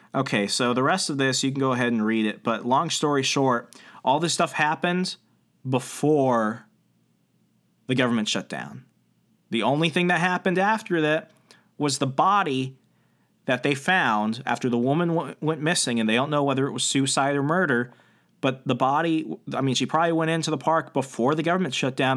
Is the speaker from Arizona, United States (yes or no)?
yes; Arizona, United States; moved away; I used to live in Arizona. I was born in Arizona.